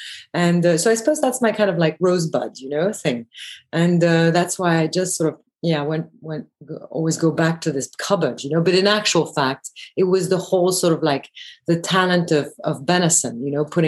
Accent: Belgium; moved away; also born or lived in England / London / Paris; I grew up in Belgium

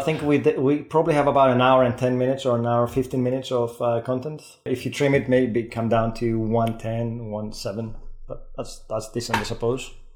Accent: Greece; accent: Greek Scottish; first language Greek; English is a second language; moved away as an adult; also born or lived in Scotland; now in United Kingdom; having lived in, in the uk for 20 years you pick these things up but again it's hard to sound native and i have my greek scottish accent

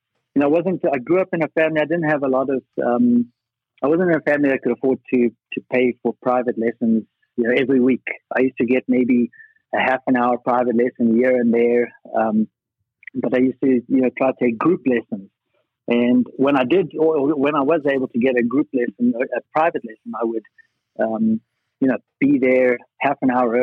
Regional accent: Johannesburg, Gauteng, South Africa; moved away as an adult; I'm from Johannesburg. I was born there, played tennis there

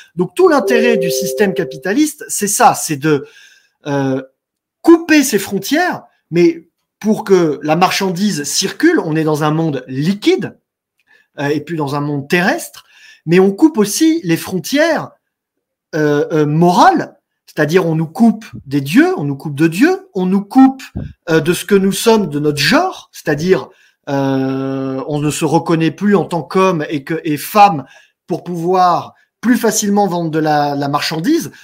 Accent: France; Nous sommes chez nous, nous sommes sur notre terre, nous sommes des Français

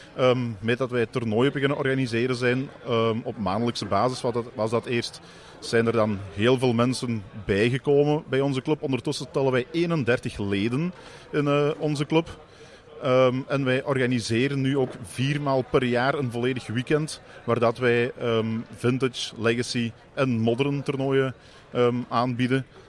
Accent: Mol, Flanders, Belgium; wij komen uit België, uit de provincie Antwerpen, Mol

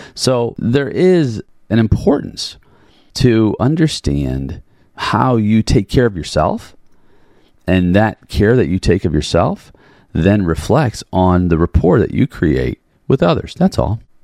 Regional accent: Chicago, Illinois, United States; growing up in Chicago, Chicago house. So I grew up all around

